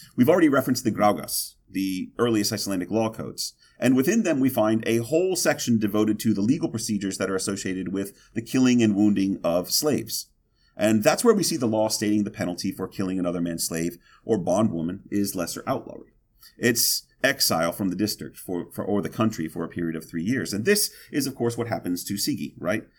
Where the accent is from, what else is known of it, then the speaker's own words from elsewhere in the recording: Mississippi, United States; I'm from Mississippi